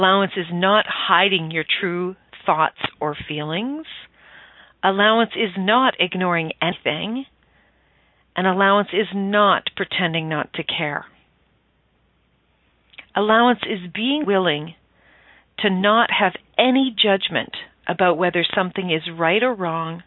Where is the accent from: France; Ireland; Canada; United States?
Canada; Stratford, Ontario; I grew up just outside of Stratford, Ontario, Canada